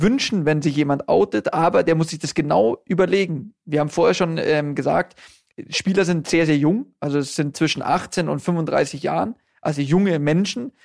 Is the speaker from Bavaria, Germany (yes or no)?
yes; Munich, Bavaria, Germany; wir sind beide in München geboren, äh, unsere Kinder sind auch in München geboren, also alles waschechte Münchner